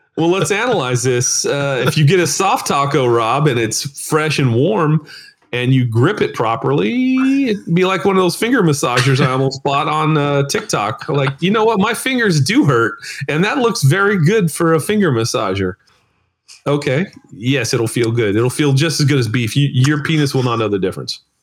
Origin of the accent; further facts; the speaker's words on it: United States; I'm American.